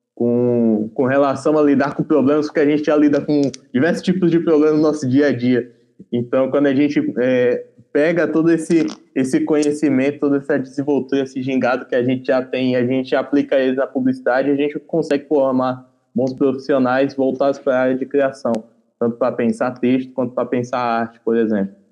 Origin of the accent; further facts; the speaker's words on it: Feira de Santana, Bahia, Brazil; now in São Paulo, Brazil; Eu vim de Feira de Santana, Bahia, mais precisamente do bairro Parque Lagoas Bahia